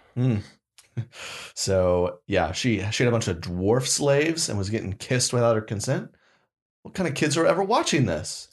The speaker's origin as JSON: {"language": "English", "region": "Oklahoma", "country": "United States", "tie": "born or raised there", "moved": "yes", "said": "I went to, back to Oklahoma, born and raised"}